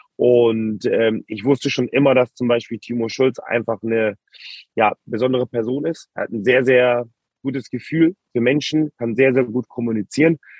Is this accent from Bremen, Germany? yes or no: no; Hamburg, Germany; Wir kommen ja beide auch aus Hamburg, haben schon in der Jugend relativ oft gegeneinander gespielt